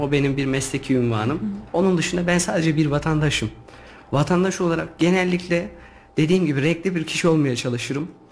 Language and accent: Turkish; Yeşilhisar, Kayseri Province, Turkey; Yeşilisarlıyım. Orası benim toprağım.